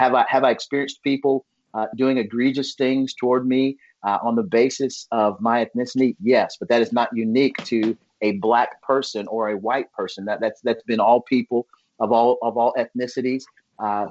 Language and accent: English; United States; I grew up in America